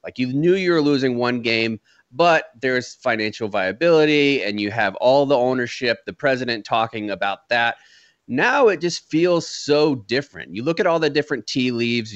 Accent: Jacksonville, Florida, United States; born or raised there; moved away as an adult; now in San Antonio, United States

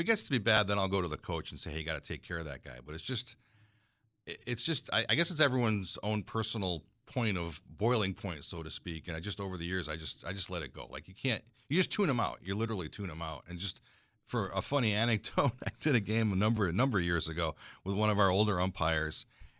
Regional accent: Berlin, United States; because I grew up in Berlin Baby Ruth baseball.

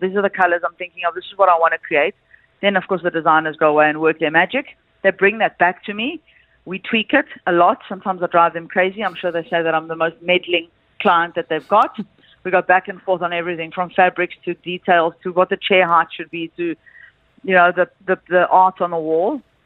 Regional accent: South Africa; I'm from South Africa.

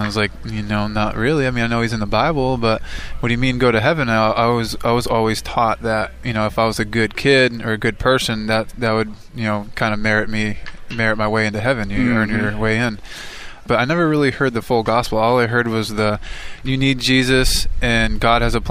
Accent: Massachusetts, United States; moved away as an adult; also born or lived in Tennessee; I never really went to church too much as a kid growing up in Massachusetts

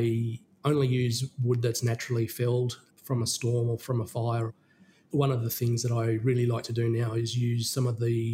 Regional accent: Australia; moved away; my hometown of Midindi

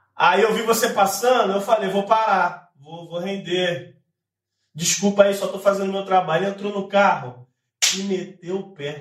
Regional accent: São Gonçalo, Rio de Janeiro, Brazil; Eu nem sou daqui, sou do Rio, tô voltando pro Rio agora. Na verdade, sou de São Gonçalo

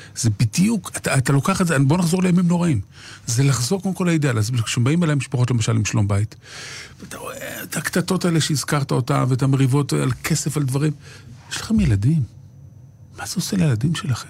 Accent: Jerusalem, Jerusalem District, Israel; כשאני הייתי ילד בשכונת קריית משה בירושלים

